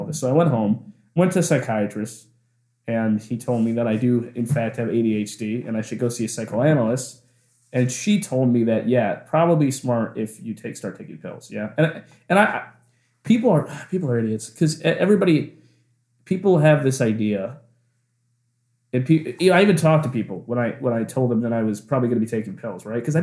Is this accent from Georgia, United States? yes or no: no; Simsbury, Connecticut, United States; moved away as an adult; also born or lived in New York City; I'm from this little place called Simsbury, Connecticut.